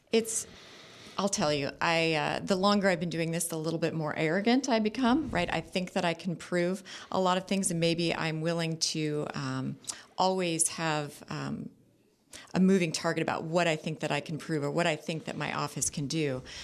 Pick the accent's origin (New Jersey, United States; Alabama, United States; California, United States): California, United States; Orange County; also born or lived in Los Angeles; I grew up, I was born in Los Angeles and raised in Orange County